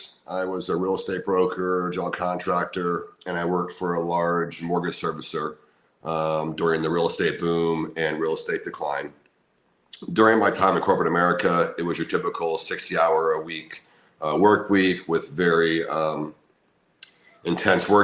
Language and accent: English; Orlando, Florida, United States; moved away as an adult; move back to my hometown of Orlando, Florida